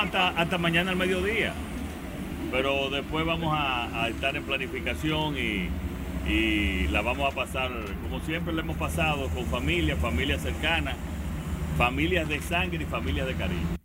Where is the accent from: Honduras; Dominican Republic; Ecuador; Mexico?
Dominican Republic; moved away; disfrutar una buena estadía en mi país